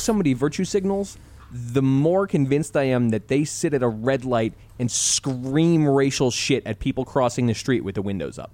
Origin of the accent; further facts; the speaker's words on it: United States; growing up in America as a white male